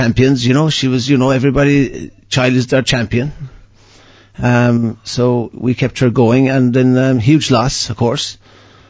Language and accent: English; Newmarket, Munster, Ireland; I grew up in Barnacor, in Newmarket, County Cork, in a very musical family